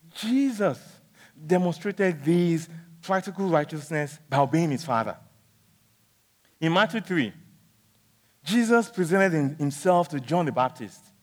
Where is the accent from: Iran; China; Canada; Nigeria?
Nigeria; when I was young, growing up in Nigeria